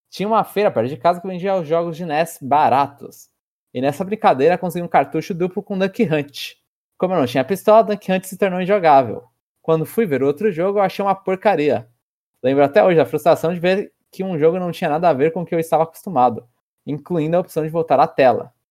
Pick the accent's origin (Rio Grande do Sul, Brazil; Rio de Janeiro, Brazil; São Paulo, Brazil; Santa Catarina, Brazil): São Paulo, Brazil; Então eu sou paulistano da gema.